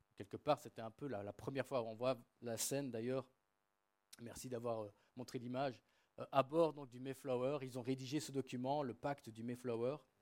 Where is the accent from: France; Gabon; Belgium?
Belgium; Namur, Wallonia; moved away; also born or lived in England; ma ville natale, la ville de Namur